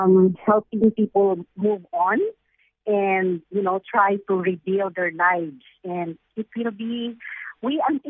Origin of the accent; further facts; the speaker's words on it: Philippines; as a Filipino person